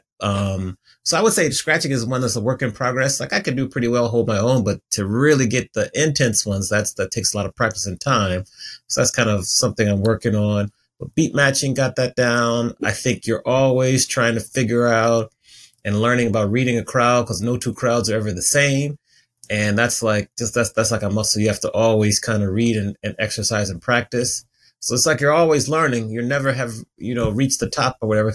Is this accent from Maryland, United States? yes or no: yes; Silver Spring, Maryland, United States; moved away as an adult; also born or lived in Washington, D.C. / Atlanta / Chicago / Dallas; now in Los Angeles, United States; I grew up in right outside the city, D.C., Silver Spring, Maryland